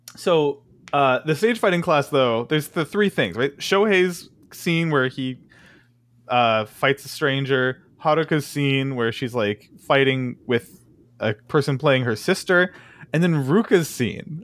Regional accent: United States; a closed-minded American

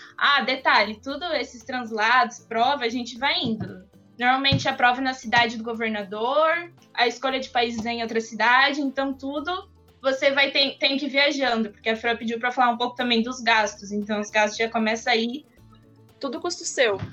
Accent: Foz do Iguaçu, Paraná, Brazil; eu tenho 19 anos, eu sou de Foz do Iguaçu

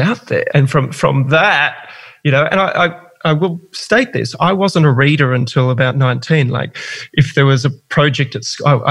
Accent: Gold Coast, Queensland, Australia; also born or lived in Melbourne; I was born in Melbourne, raised on the Gold Coast

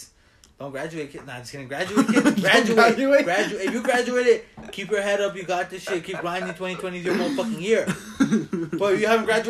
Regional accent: Los Angeles, California, United States; We're some kids from East LA, bro.

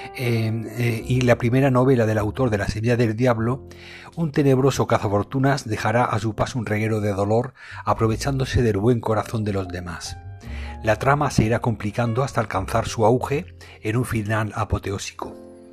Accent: Spain; aquí en mi país, en España

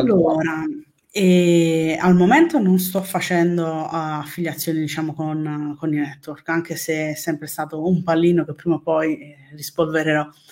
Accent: Naples, Campania, Italy; Napoli, però per un quarto sono palermitana.

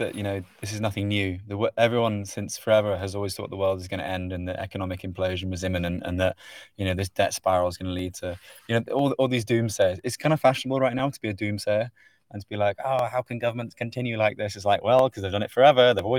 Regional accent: United Kingdom; But for me as a Brit, I was like, holy shit, that's so huge.

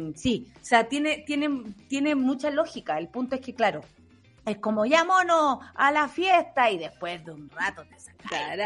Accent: Chile

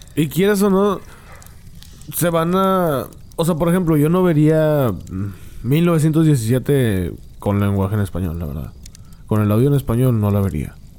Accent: Monterrey, Nuevo León, Mexico; yo soy de Monterrey. En Monterrey yo no conozco gente indígena.

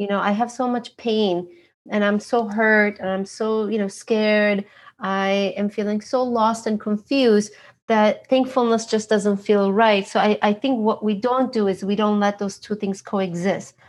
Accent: Istanbul, Turkey; now in Los Angeles, United States; I am originally from Istanbul, Turkey

